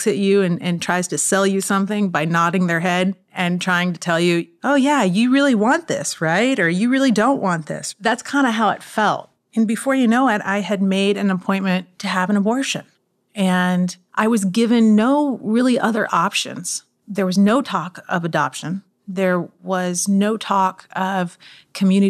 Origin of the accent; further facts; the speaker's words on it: Austin, Texas, United States; also born or lived in Miami; I'm from Austin, Texas